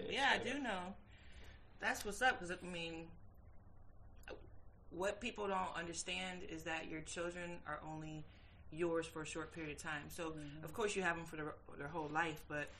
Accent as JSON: {"language": "English", "region": "Virginia", "country": "United States", "said": "Originally. I'm from Virginia."}